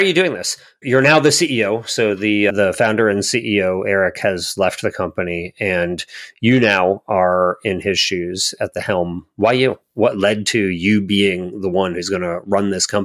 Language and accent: English; Columbia, Maryland, United States; I grew up in near Columbia, Maryland